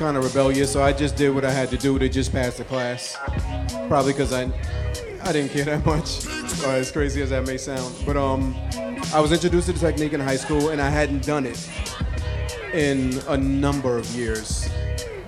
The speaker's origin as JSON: {"language": "English", "town": "New York City", "region": "New York", "country": "United States", "tie": "born or raised there", "said": "I happen to be from the borough of Brooklyn, New York. This is where I'm from. This is home, baby"}